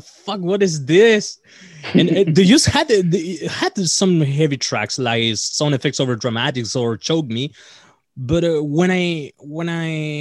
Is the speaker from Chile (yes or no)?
yes; Punta Arenas, Magallanes and Chilean Antarctica, Chile; English is a second language; we're all from Punta Arenas, Chile. It's a really small town here.